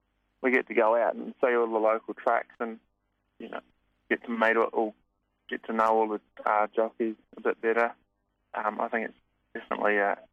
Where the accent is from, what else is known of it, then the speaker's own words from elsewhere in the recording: Hunterville, Manawatū-Whanganui, New Zealand; moved away as an adult; now in Victoria, Australia; So I was from a small town in New Zealand called Hunterville.